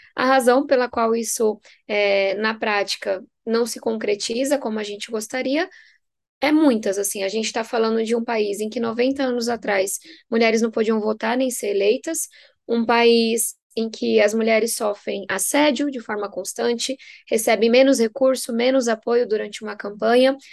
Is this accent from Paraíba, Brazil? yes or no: no; São Paulo, Brazil; venho da periferia de São Paulo, sou filha de nordestinos